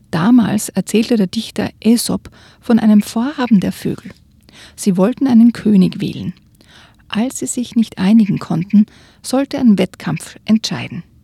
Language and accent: German; Austria; Also bei uns in Österreich zum Beispiel ist das ein, ein, wirklich eine Redensart.